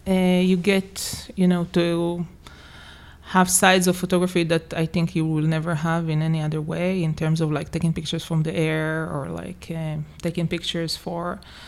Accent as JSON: {"language": "English", "town": "Jerusalem", "region": "Jerusalem District", "country": "Israel", "tie": "born or raised there", "also_born_or_lived": "Harlem, New York", "moved": "as an adult", "lives_now": "New York, United States", "said": "I was born and raised in Jerusalem, and I left actually Israel when I came here to do the master in 2009."}